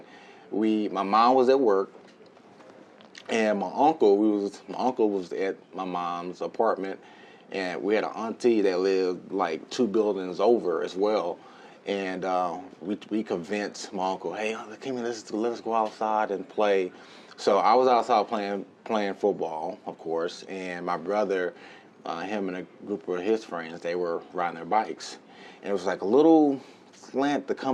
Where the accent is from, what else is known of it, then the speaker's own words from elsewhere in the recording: Palestine, Texas, United States; I grew up in Palestine, Texas. It's like hour and 10 minutes southeast of Dallas